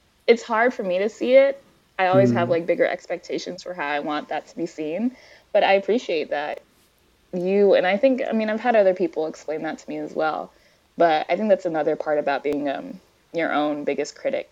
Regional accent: United States; I'm Nigerian American. I was born in the States.

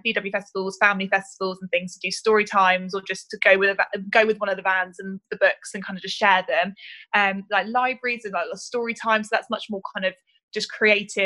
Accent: Reading, South East England, United Kingdom; I grew up in Reading, so that was obviously our big festival.

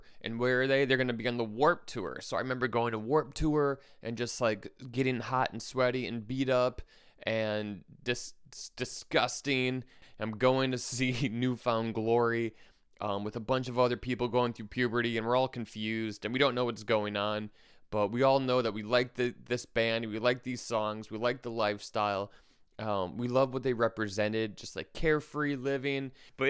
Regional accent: Wisconsin, United States; born there; now in New York, United States; I was born in Wisconsin, so I'm coming to you from Milwaukee at the time. And then when I moved to New York

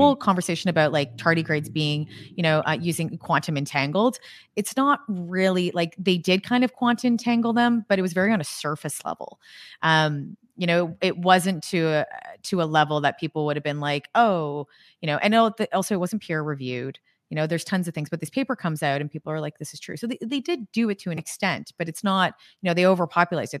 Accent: Canada; I'm Canadian

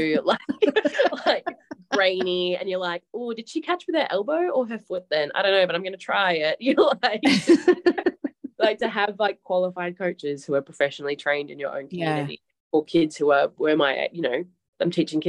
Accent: Broome, Western Australia, Australia; accent: Australian; being based in Broome, so connecting to where I grew up and did circus.

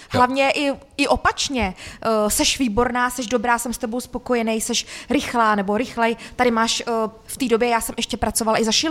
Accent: Sudetenland, Czechia; Přece jsem ze Sudet.

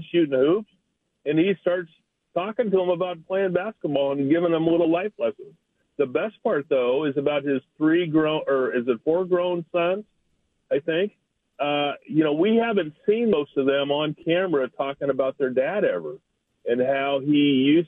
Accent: Portland, Oregon, United States; now in Seattle, United States; As a kid growing up in Portland, born in 1957, I'm an Oregon State fan

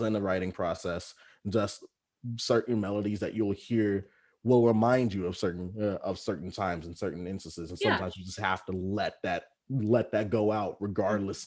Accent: Texas, United States; moved away; back home in Texas

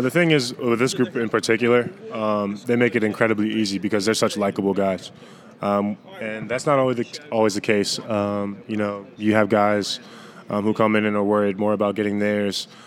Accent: Central Virginia, United States; moved away as an adult; also born or lived in California; now in Chapel Hill, United States; I'm a farm boy. I grew up on a farm in Central Virginia, so it's like three hours away

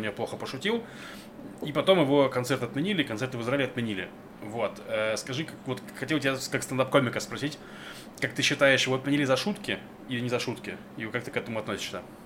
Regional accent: Novosibirsk, Novosibirsk Oblast, Russia; moved away; я из Новосибирского Академгородка

